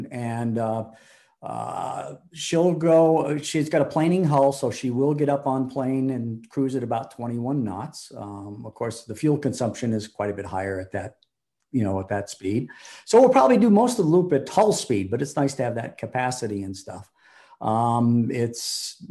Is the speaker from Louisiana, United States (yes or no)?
no; coastal Massachusetts, United States; I grew up in coastal Massachusetts